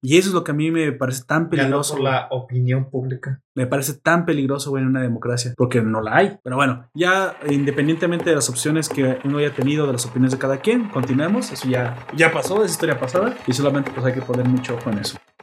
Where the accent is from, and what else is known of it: Mexico